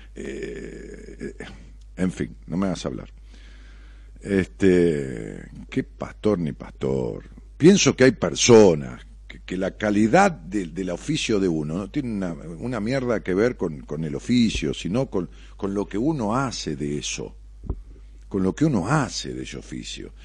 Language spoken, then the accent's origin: Spanish; Ramos Mejía, Buenos Aires Province, Argentina; yo voy a Ramos, es mi pueblo